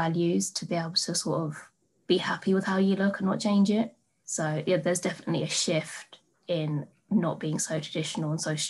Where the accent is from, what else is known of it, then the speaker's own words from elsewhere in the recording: England, United Kingdom; born there; I can't change that because I am from India, but I was born in England as well. So I don't actually have that part. So I'm British